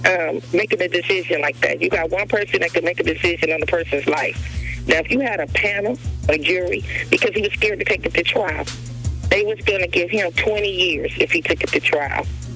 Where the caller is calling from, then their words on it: Compton, California, United States; I'm calling from Compton.